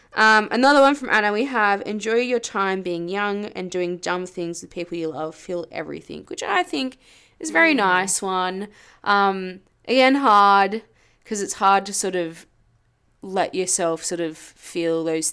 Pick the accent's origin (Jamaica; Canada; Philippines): Jamaica; So we are from Jamaica.